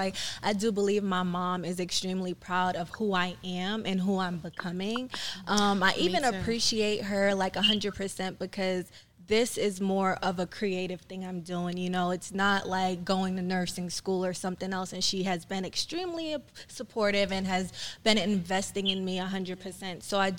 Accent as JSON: {"language": "English", "town": "Brooklyn", "region": "New York", "country": "United States", "tie": "born there", "also_born_or_lived": "Trinidad", "said": "Even though I was born in Brooklyn, like my mom sent me back to Trinidad many times. Like I was potty trained in Trinidad."}